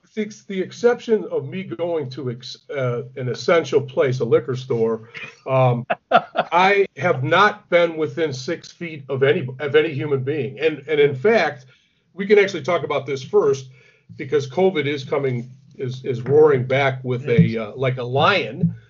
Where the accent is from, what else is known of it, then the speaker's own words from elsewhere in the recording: Detroit, Michigan, United States; moved away; I'm from Detroit originally